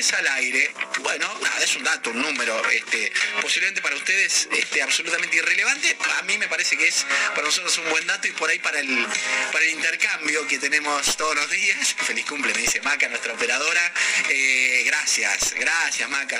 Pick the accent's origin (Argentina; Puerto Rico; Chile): Argentina; Rafaela, Santa Fe; moved away; en provincia de Santa Fe, donde yo viví de chico en, en Rafael